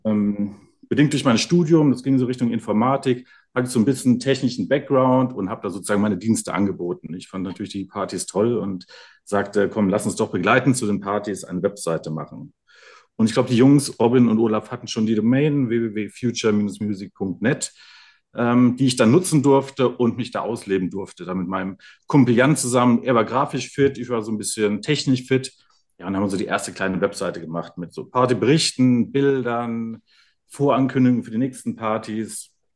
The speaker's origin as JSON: {"language": "German", "country": "Germany", "tie": "born or raised there", "said": "hier aufgewachsen in der Region"}